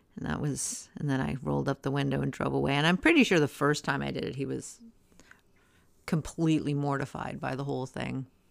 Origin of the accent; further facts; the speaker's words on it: Canada; I'm Canadian